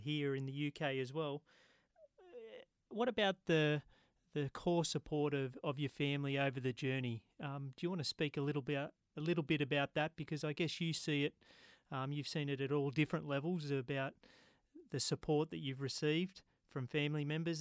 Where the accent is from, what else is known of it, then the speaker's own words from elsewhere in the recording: Australia; now in United Kingdom; as an Australian